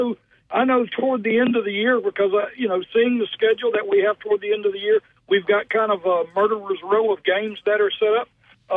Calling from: Alabama, United States; I am calling you from Uri, Alabama.

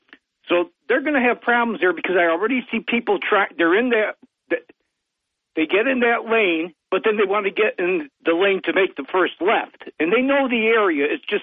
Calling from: Choconut Center, New York, United States; from Choconut Center. How you doing today, Bob?

